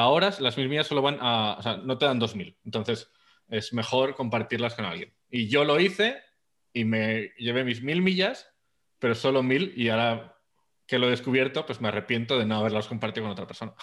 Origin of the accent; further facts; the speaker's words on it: Zaragoza, Aragon, Spain; yo soy de Zaragoza.